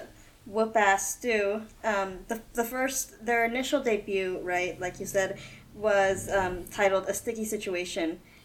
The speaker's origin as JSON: {"language": "English", "town": "Santa Barbara", "region": "California", "country": "United States", "moved": "yes", "lives_now": "Oxnard, United States", "said": "originally from Santa Barbara, but now we're both in Oxnard."}